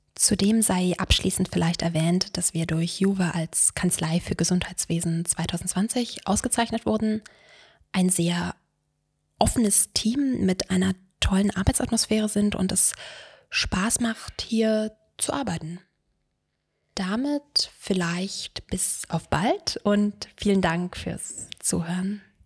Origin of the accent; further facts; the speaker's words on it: Brandenburg an der Havel, Brandenburg, Germany; moved away as an adult; also born or lived in Freiburg im Breisgau / Istanbul / Switzerland; now in Berlin, Germany; Ich komme aus Brandenburg an der Havel, einer mittlerweile übrigens sehr hübschen kleinen Wasserstadt vor Berlin.